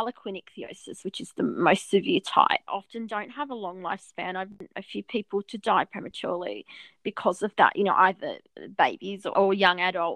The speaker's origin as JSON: {"language": "English", "town": "Albury", "region": "New South Wales", "country": "Australia", "tie": "born or raised there", "said": "I grew up in Albury"}